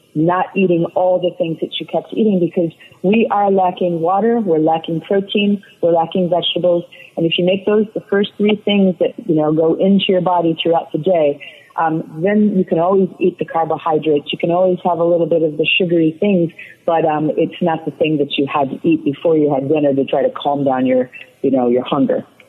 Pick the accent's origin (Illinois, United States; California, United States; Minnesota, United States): Illinois, United States; Chicago; moved away as an adult; now in Florida, United States; I grew up in the Chicagoland area